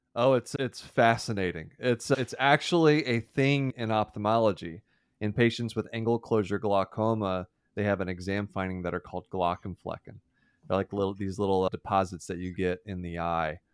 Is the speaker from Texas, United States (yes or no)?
yes; Deer Park, Texas, United States; I grew up in Houston, and, or, oh, outside of Houston, small town, Deer Park, Texas